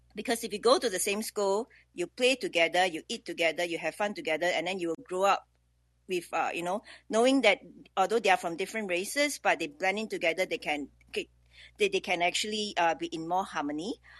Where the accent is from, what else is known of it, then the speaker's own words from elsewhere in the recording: Singapore; I'm from Singapore